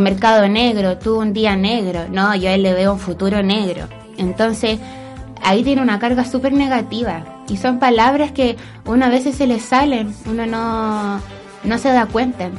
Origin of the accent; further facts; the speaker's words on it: Chile; yo soy negra y nací en Chile